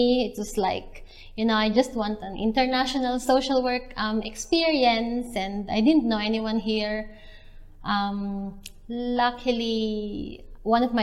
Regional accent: Calapan, Mimaropa, Philippines; moved away as an adult; also born or lived in Quezon City, Philippines; now in New Zealand; I came from Calapan City in Oriental Mindoro.

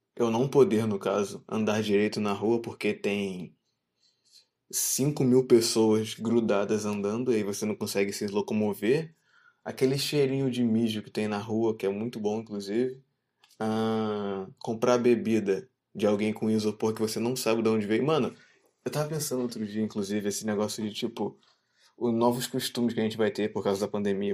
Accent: Brazil; sendo brasileiro

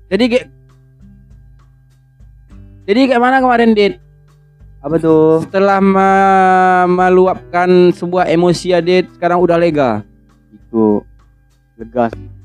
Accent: Lubuk Alung, West Sumatra, Indonesia; nah, aku orang lubu aluang. Lubu aluang.

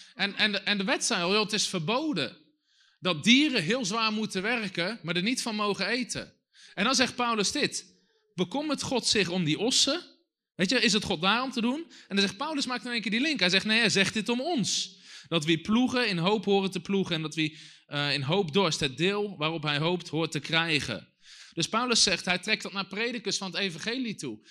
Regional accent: Netherlands; als Nederlanders

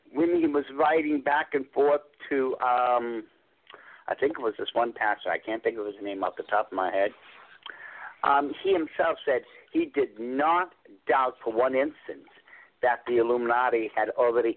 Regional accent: England, United Kingdom; I'm from Europe. You know, I'm from England.

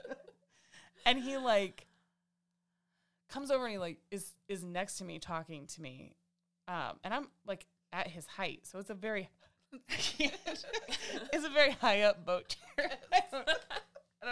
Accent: Midwest, United States; we're from the Midwest

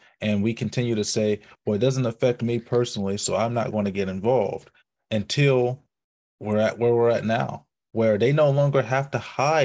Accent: Mississippi, United States; we grew up in Socher, Mississippi

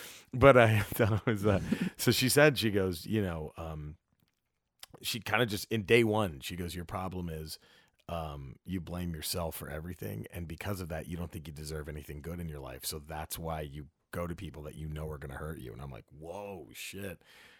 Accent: Dallas, Texas, United States; we're from Dallas.

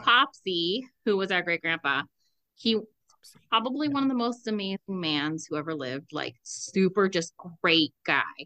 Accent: Southern California, United States; moved away; we're from Southern California

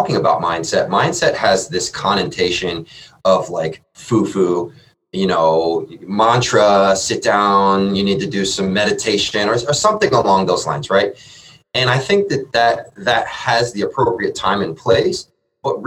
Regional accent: Columbus, Ohio, United States; I am born and raised in Columbus

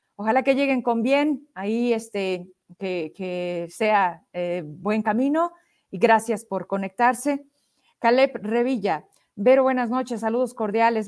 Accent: Zacatecas, Mexico; De Zacatecas

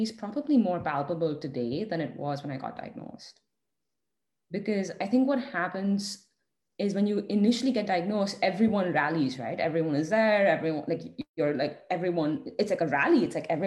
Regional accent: India; us being Indian and having the privilege of growing up in the Indian family

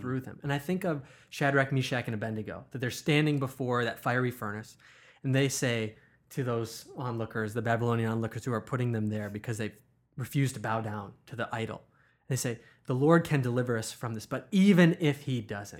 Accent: United States; as American Christians

